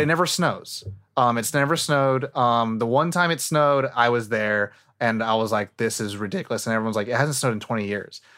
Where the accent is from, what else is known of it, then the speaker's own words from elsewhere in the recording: Northern California, United States; also born or lived in Thailand; now in Los Angeles, United States; I'm from Nor-, like, I still have, like, a lot of feeling and heart in NorCal and SoCal